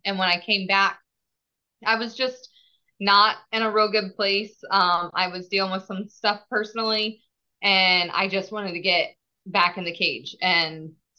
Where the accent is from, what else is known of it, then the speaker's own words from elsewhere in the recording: St. Paris, Ohio, United States; I am from the St. Paris, Ohio is where I grew up at.